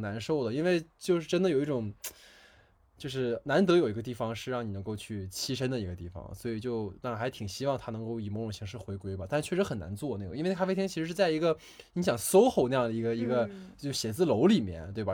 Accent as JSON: {"language": "Chinese", "region": "Northeast China", "country": "China", "tie": "born or raised there", "also_born_or_lived": "Beijing", "moved": "as an adult", "said": "因为我老家是东北的嘛，我家那边有一个，呃，仿照老友记做的咖啡厅"}